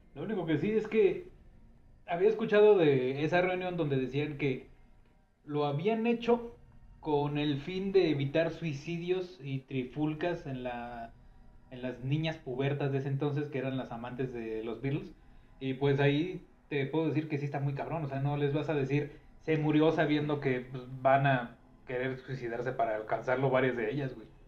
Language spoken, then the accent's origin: Spanish; Mexico; somos mexicanos